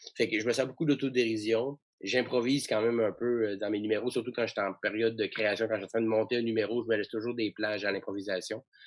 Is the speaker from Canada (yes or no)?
yes; Chicoutimi, Quebec, Canada; je viens de, de Chicoutimi, donc j'étais au cégep de Jonquière en théâtre